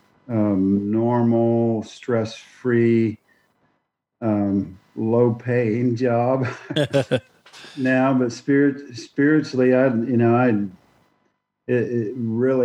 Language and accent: English; Oklahoma, United States; moved away as an adult; also born or lived in Dallas-Fort Worth; now in Missouri, United States; I grew up in Oklahoma